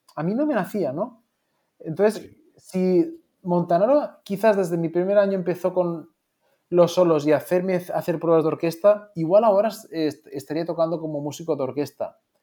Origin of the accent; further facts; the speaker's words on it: Moncofa, Valencian Community, Spain; moved away; also born or lived in Philadelphia; yo soy de, de, un pueblecito pequeñito, Moncofa, en Castellón, y que el edificio más alto pues tendrá cuatro plantas y, aquí todo en mi pueblo se, regía sobre cómo mide el campanario